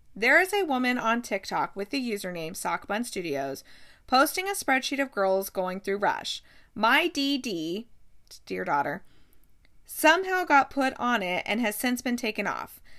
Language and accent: English; Midwest, United States; I'm from the Midwest.